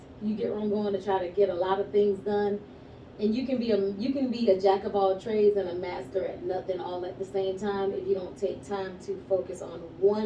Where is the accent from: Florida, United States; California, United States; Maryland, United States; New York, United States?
Florida, United States; Hollywood; first language English; I'm originally from Hollywood, Florida